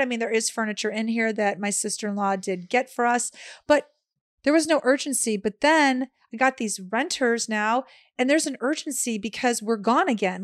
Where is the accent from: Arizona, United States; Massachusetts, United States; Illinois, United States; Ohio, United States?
Illinois, United States; Chicago; moved away as an adult; also born or lived in Los Angeles / Florida; growing up in Chicago, it is so cold for about six months out of the year